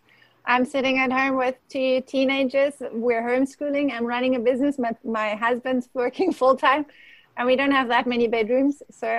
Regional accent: Germany; English is a second language; also born or lived in South Africa; now in United States; I've grown up, the short pieces are the growing up in Germany, born in Germany, and then spent the greatest part of all the other places in South Africa, and I'm now in the US.

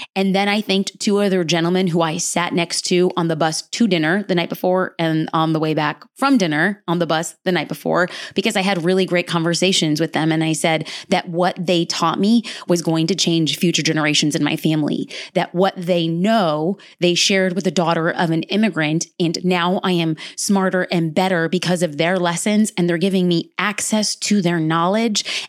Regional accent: Los Angeles, California, United States; I was born and raised in Los Angeles

